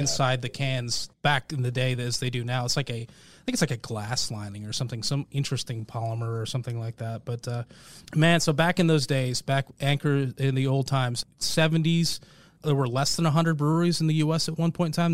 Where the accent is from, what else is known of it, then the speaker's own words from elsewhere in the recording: Portland, Oregon, United States; now in Marietta, Georgia, United States; I grew up in Portland